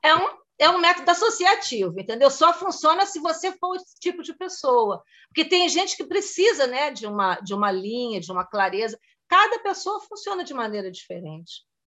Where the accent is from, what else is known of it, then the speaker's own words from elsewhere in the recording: Rio de Janeiro, Brazil; moved away as an adult; now in Germany; eu sou carioca